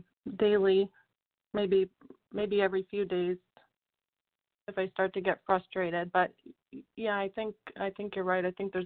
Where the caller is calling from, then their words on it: Land O'Lakes, Florida, United States; I'm from Land O'Lakes, Florida.